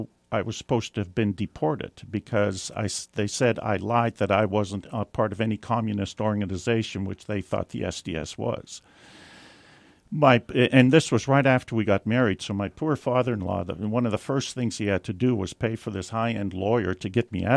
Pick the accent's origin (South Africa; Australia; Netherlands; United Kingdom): Netherlands; now in United States; I was born in Holland